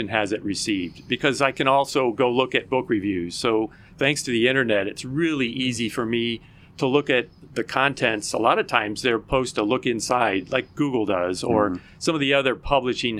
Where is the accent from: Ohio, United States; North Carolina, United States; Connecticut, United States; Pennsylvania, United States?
Ohio, United States; Dayton; moved away as an adult; also born or lived in Battle Creek, Michigan; now in Florida, United States; I was born in Battle Creek, Michigan. But I grew up in Dayton, Ohio.